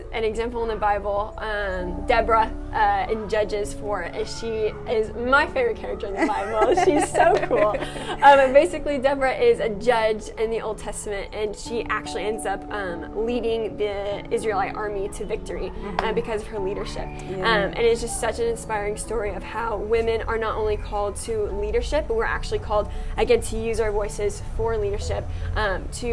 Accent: United States; I'm 19 years old. I'm from America.

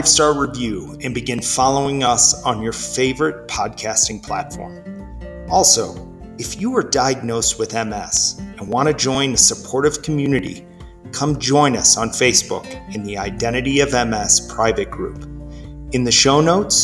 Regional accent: Midwest, United States; I grew up in the Midwest

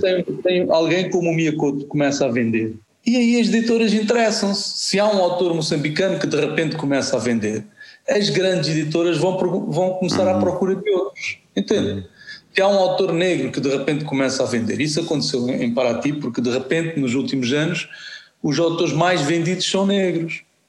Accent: Angola; Eu comecei a escrever para tentar eh, me compreender dentro de Angola, não é? Como angolano

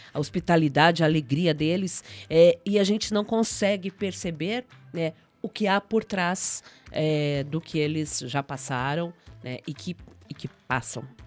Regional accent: southern Brazil, Brazil; da gente enquanto enquanto sulistas, enquanto brancos

